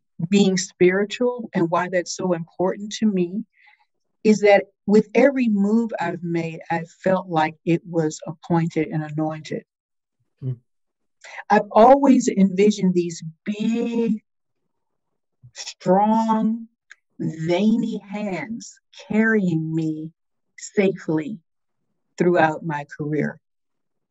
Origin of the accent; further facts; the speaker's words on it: Richmond, Virginia, United States; also born or lived in Missouri; now in Durham, United States; I'm from Richmond, Virginia originally